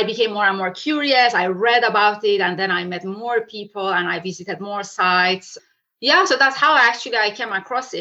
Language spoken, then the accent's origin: English; Iran; moved away; I'm originally from Iran.